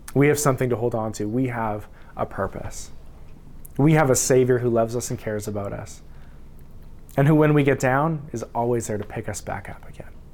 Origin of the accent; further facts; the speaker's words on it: Saskatchewan, Canada; I'm from Saskatchewan. I was born there.